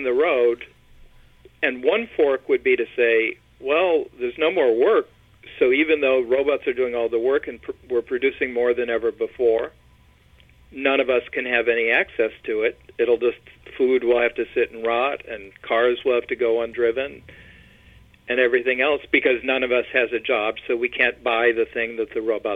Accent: Michigan, United States; moved away; also born or lived in Chicago; I am originally from Michigan, and family on both sides there, back there for generations

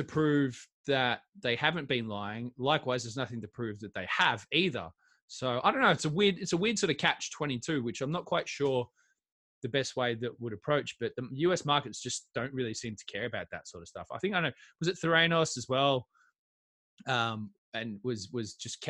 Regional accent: Australia; moved away; I'm an Aussie guy

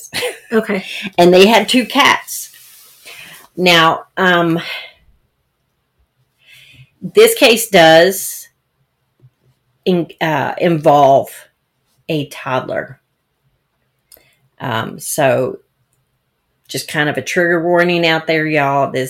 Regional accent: Ocean Springs, Mississippi, United States; I I I say I grew up in Ocean Springs, Mississippi.

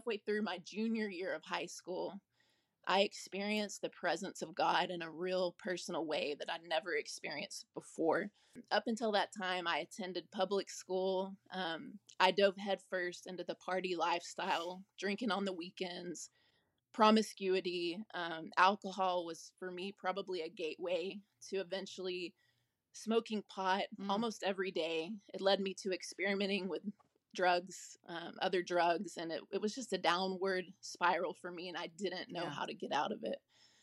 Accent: Dallas, Texas, United States; I was born in Dallas, Texas. I lived there until I graduated high school.

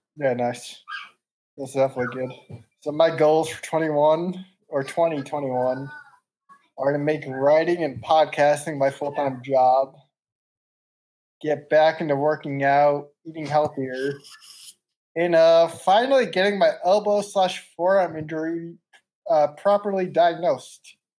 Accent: Meriden, Connecticut, United States; moved away as an adult; also born or lived in West Palm Beach, Florida; now in Nashville, United States; I'm 27 from Connecticut, Meriden, Connecticut

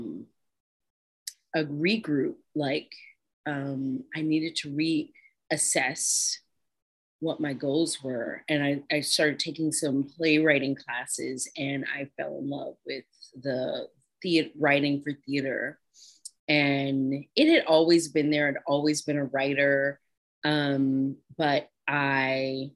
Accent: Houston, Texas, United States; moved away as an adult; also born or lived in Birmingham, Alabama / Chicago, Illinois; now in New York, United States; I was born in Birmingham, Alabama, but I grew up in Houston, Texas as a child

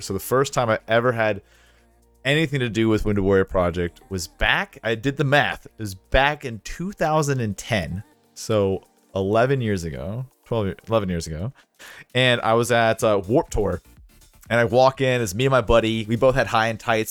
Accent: Jacksonville, Florida, United States; moved away; I grew up in Jacksonville, and then get into the service

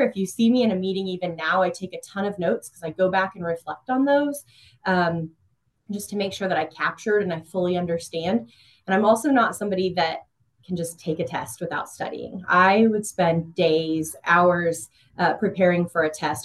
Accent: Emporia, Kansas, United States; also born or lived in Johnson County, Kansas; I was born and raised in Emporia, Kansas

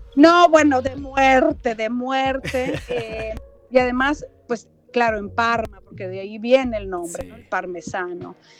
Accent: Mexico; soy mexicana

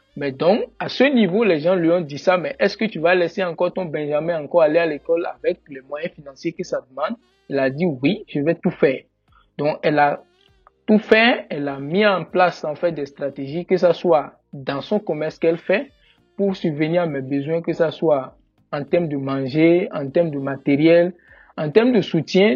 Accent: Benin; moved away as an adult; now in Canada; je suis béninois

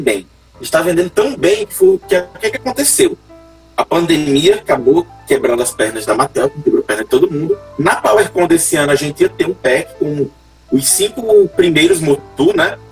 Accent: Icó, Ceará, Brazil; Eu sou de Icó, Ceará, passado do interior do interior do interior.

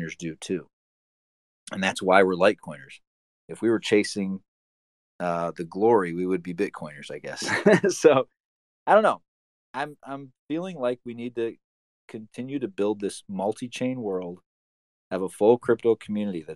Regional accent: United States; an American citizen

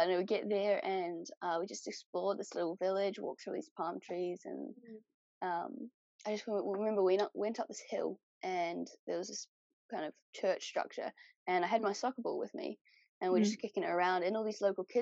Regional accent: North Island, New Zealand; also born or lived in Melbourne / boat (sailing) for six years; now in South Island, New Zealand; we grew up in the North Island

